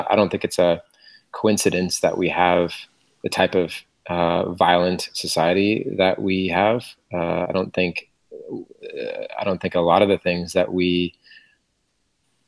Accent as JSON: {"language": "English", "town": "Portland", "region": "Oregon", "country": "United States", "also_born_or_lived": "Berkeley, California", "moved": "yes", "said": "I'm from Portland, Oregon, actually, but I did go to Cal for my MBA"}